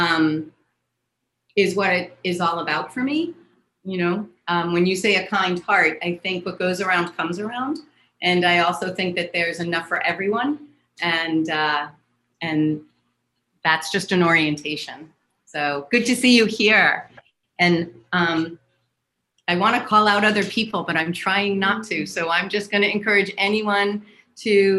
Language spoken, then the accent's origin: English; New York, United States; I'm a New Yorker.